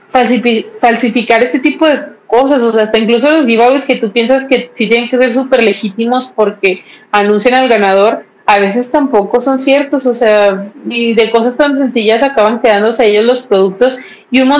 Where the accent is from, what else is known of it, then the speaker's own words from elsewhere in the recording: Mexico; me llegó súper bien, si soy de México, no se tardó